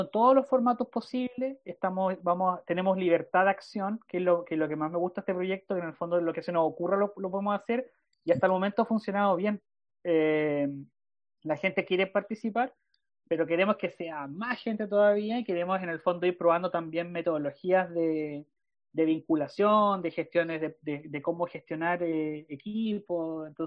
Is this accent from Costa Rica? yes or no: no; Chile; son chilenos, somos todos, todos chilenos